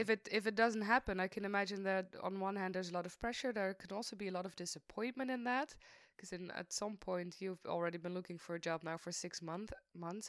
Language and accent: English; Maastricht, Limburg, Netherlands; I'm from Maastricht. I'm still in Maastricht